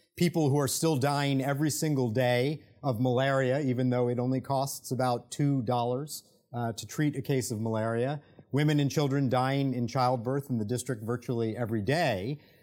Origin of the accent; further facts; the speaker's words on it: United States; accent: American; as an American, if you can't tell by my accent